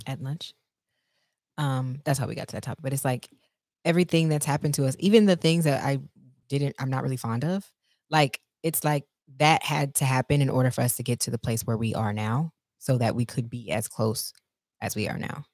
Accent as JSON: {"language": "English", "region": "Texas", "country": "United States", "said": "I'm from Texas"}